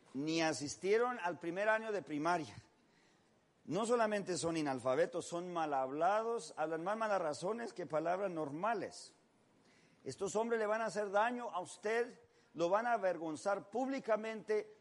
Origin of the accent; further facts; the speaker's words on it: Mexico; soy mexicano